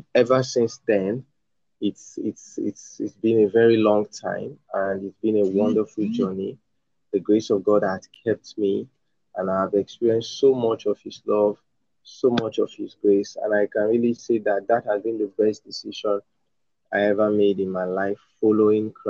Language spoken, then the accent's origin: English; Edo, Nigeria; also born or lived in northern Nigeria; I'm from Nigeria. I'm from Edo State, from Nigeria, the southern part of Nigeria. But I was born in northern Nigeria